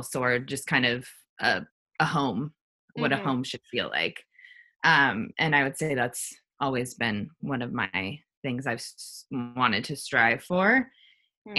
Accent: Los Angeles, California, United States; I grew up in Los Angeles

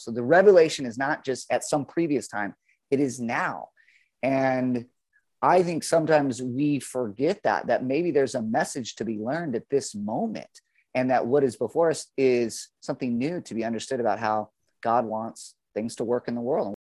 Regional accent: Dana Point, California, United States; also born or lived in Berkeley; my hometown of Dana Point

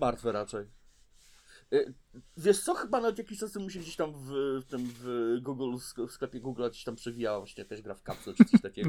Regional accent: Toruń, Kuyavian-Pomeranian Voivodeship, Poland; u nas w Toruniu

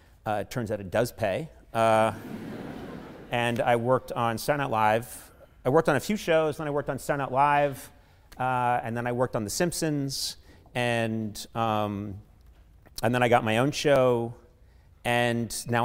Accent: Brookline, Massachusetts, United States; I grew up in Brookline, Massachusetts, right outside Boston

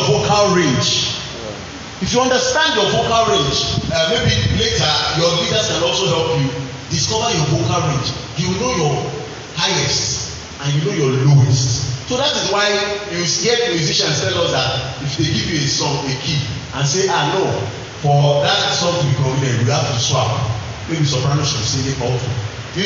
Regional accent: Nigeria; moved away as an adult; also born or lived in United Kingdom; we came from the Nigerian, in our local church

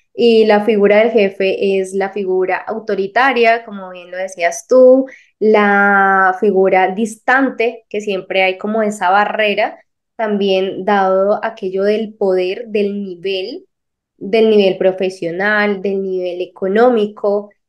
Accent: Colombia; de Colombia

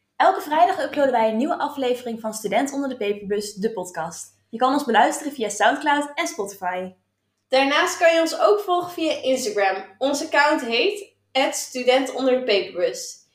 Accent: Alkmaar, North Holland, Netherlands; ik kom uit Alkmaar

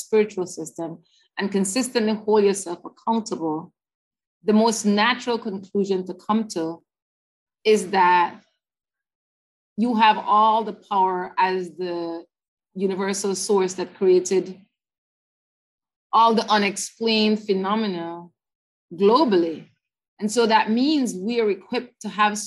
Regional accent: Belize City, Belize District, Belize; I was raised in Belize City, South Side, and then we moved North Side

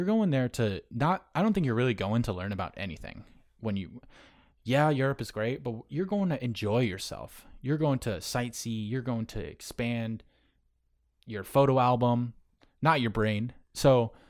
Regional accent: North Carolina, United States; born there; also born or lived in Syracuse; now in Long Island, United States; I was born in California, North Carolina, where Lejeune is, and then up to Syracuse when he retired.

